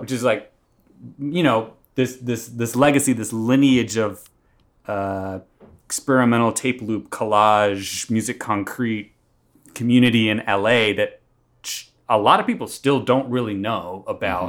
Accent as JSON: {"language": "English", "town": "Atlanta", "region": "Georgia", "country": "United States", "tie": "born or raised there", "also_born_or_lived": "Tallahassee, Florida", "moved": "as an adult", "lives_now": "Los Angeles, United States", "said": "I was raised in Atlanta and then went to college in Northwest Florida, Tallahassee, Florida"}